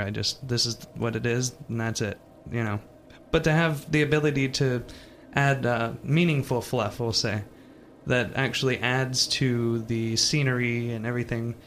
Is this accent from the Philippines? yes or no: no; Jacksonville, Florida, United States; moved away as an adult; also born or lived in Wyoming; I'm from Jacksonville, Florida